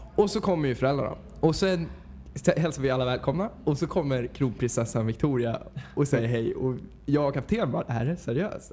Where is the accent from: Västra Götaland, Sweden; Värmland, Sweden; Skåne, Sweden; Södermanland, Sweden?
Södermanland, Sweden; Mariefred; moved away as an adult; now in Stockholm, Sweden; Jag kommer ursprungligen från Mariefred, Mariefred